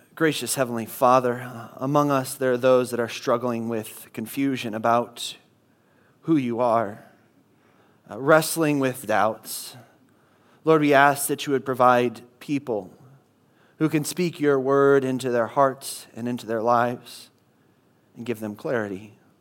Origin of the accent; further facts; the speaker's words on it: Midwest, United States; moved away; I come from the Midwest